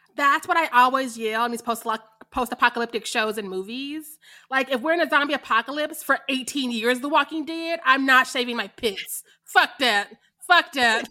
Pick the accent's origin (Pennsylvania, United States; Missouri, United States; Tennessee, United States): Missouri, United States; I am from Missouri